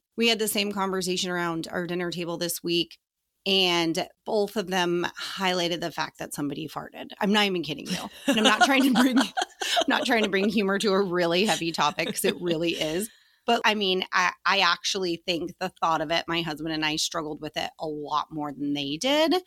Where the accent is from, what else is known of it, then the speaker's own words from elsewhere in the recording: Colorado, United States; I grew up in Colorado.